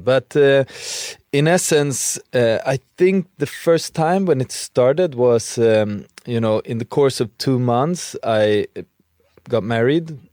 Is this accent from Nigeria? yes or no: no; Sweden; moved away; growing up in Sweden